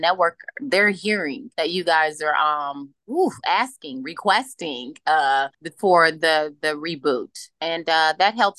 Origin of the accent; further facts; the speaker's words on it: Chicago, Illinois, United States; I'm from Chicago. We make it happen. We make it happen. We love to work. I think it's a work ethic here when you're raised in Chicago in the Midwest